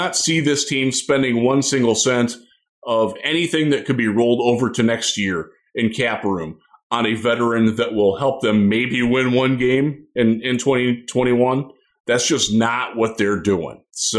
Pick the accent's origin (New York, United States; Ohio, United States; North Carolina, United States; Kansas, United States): Ohio, United States; Cleveland; I'm from Cleveland.